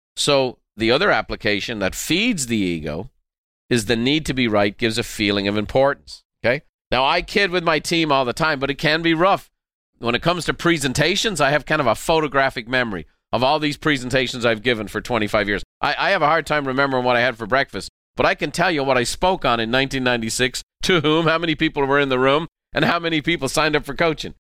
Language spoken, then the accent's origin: English; Ireland; I'm very Irish